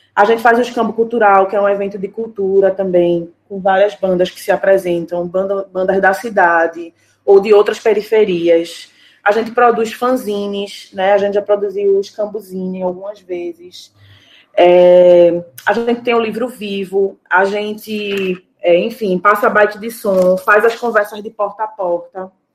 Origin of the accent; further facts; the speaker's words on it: Paulista, Pernambuco, Brazil; moved away as an adult; now in Recife, Brazil; precisei me mudar para o Recife, mas eu sou cria de Paratibe, né? Que é um bairro de Paulista